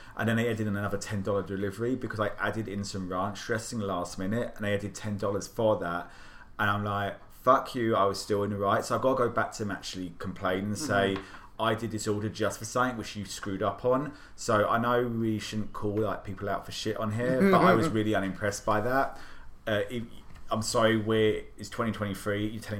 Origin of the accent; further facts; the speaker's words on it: United Kingdom; now in Washington, D.C., United States; I'm British, and as you probably don't know, is a lot of our stuff is really hard to come by over here.